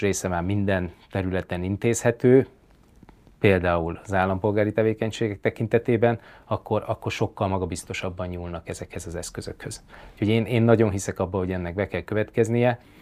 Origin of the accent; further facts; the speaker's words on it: Miskolc, Borsod-Abaúj-Zemplén, Hungary; moved away; also born or lived in Tokaj region; nekem elég erős a kötődésem mind a Tokai régióhoz, mint pedig Miskolchoz, mint, mint gyakorlatilag a saját születési